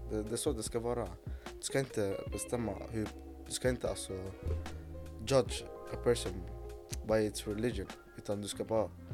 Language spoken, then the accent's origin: Swedish; Egypt; now in Sweden; jag kommer från Mellanöstern, då, Egypten